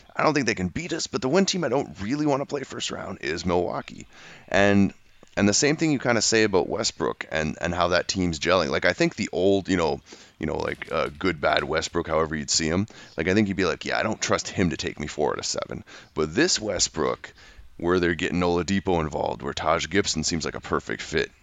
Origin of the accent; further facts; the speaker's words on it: Canada; as a Canadian